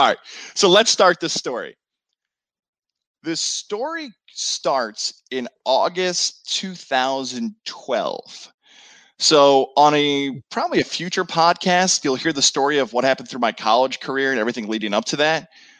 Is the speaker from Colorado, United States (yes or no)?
no; Syracuse, New York, United States; Syracuse, my hometown